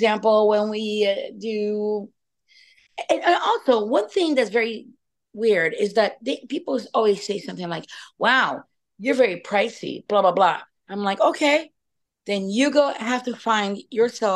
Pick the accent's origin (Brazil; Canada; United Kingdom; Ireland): Brazil; Rio de Janeiro; also born or lived in France; now in Pittsburgh, United States; I was born in Rio de Janeiro, Brazil